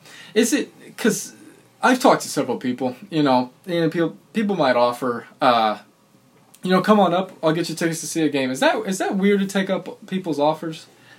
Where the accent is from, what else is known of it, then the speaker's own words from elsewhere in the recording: Madison, United States; accent: twang; I'm from Madison.